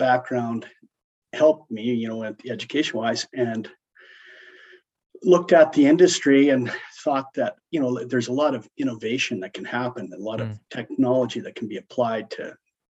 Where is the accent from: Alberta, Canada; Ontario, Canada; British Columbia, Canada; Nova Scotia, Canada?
Alberta, Canada; Brant; I grew up right here, Brant, Alberta. Born and raised. I'll give you a little background on the family. My grandfather moved and bought the quarter here that I live on in 1940.